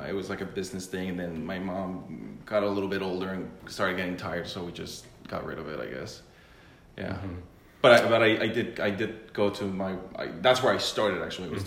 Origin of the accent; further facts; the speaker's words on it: Colombia; moved away; also born or lived in Spain / Chicago / Los Angeles; I am from Colombia, South America. I started working in the restaurants when I was 14, my parents' restaurant.